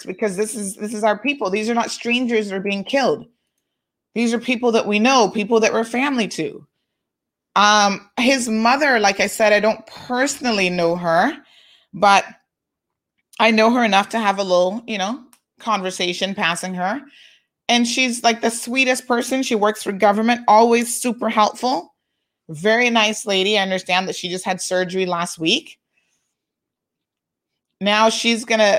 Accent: Cayman Islands

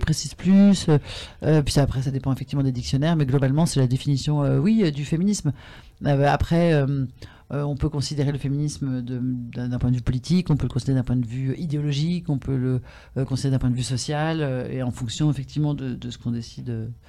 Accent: France; je suis française.

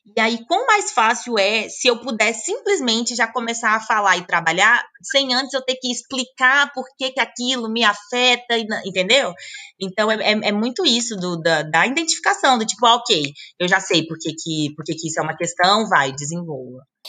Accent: Brasília, Federal District, Brazil; moved away; eu sou de Brasília

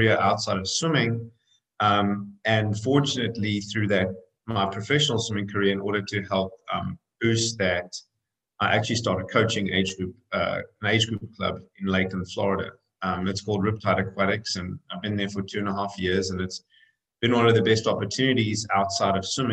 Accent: South Africa; moved away as an adult; now in United States; I'm actually South African originally. I came over to swim in college in the US and, you know, kind of got on the plane at 19

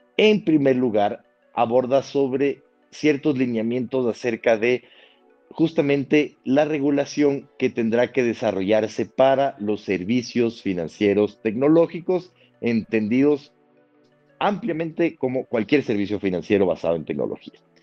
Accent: Quito, Pichincha, Ecuador; also born or lived in Madrid, Spain; nací en Quito eh, en 1988

